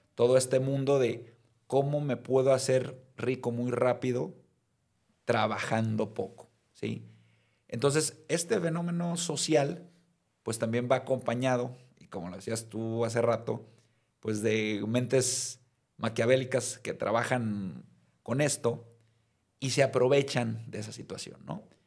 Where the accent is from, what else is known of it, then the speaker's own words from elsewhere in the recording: Mazatlán, Sinaloa, Mexico; now in Guadalajara, Mexico; soy de Mazatlán, eh, pero ya tengo más tiempo viviendo en Guadalajara que en Mazatlán, así es que ya soy medio tapatío por adopción.